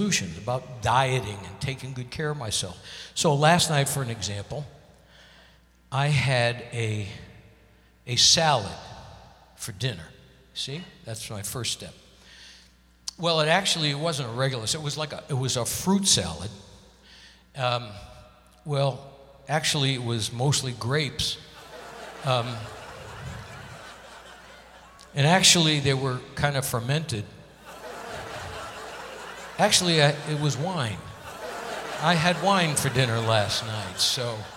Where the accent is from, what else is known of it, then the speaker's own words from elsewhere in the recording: Connecticut, United States; moved away; I got to see Broadway shows all the time when I grew up in Connecticut